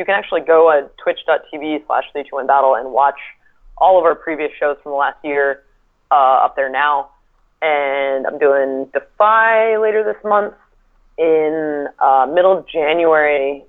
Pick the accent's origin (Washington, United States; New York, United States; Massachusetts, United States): Washington, United States; Seattle; I'm from Seattle. I live right across the lake.